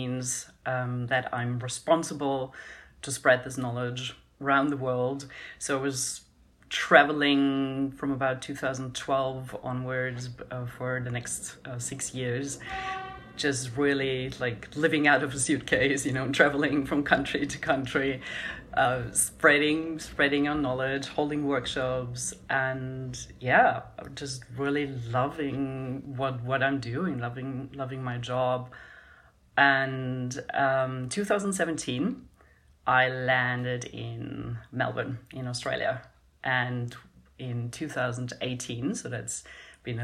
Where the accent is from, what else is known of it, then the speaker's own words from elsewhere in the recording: Germany; I grew up in Europe and in Germany